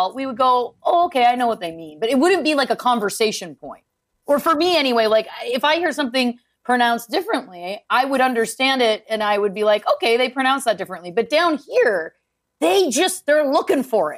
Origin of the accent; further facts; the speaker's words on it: Belleville, Ontario, Canada; I grew up in Belleville, Ontario.